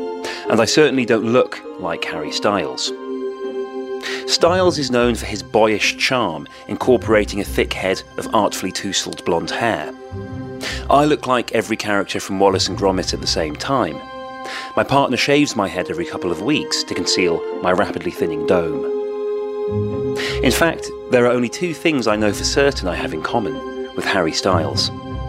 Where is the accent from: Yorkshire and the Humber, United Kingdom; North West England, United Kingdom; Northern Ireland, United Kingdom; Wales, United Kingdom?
Wales, United Kingdom; accent: Welsh; also born or lived in England; My dad's English, and I grew up in England till I was six. By this stage, only the faintest traces remain of the weak Welsh accent I once had. Putting on the Wales shirt, I'm asserting my national affiliation to myself as much as anyone else.